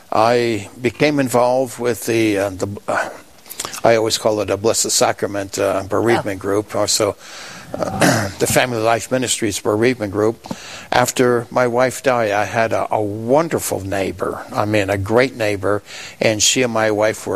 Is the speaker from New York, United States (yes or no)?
yes; New York, United States; moved away as an adult; also born or lived in Iceland; now in Rapid City, United States; I'm originally from New York